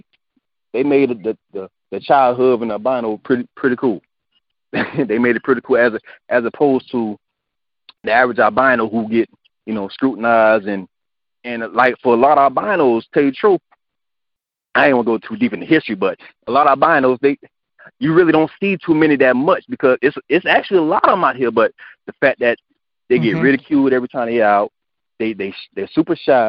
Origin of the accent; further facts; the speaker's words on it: Hemingway, South Carolina, United States; growing up in Hemingway, a small town where there were no albinos